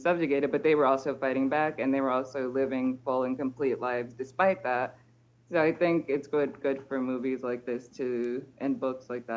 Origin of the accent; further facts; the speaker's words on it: United States; moved away as an adult; now in Martinique; it's also hard for me to think of myself as an immigrant because we're conditioned not to think of ourselves as immigrants, especially as Americans